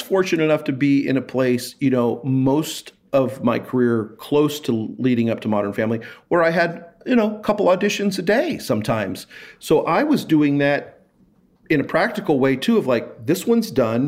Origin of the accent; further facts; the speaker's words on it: Kansas City, United States; moved away as an adult; now in Los Angeles, United States; I said, "Kansas City."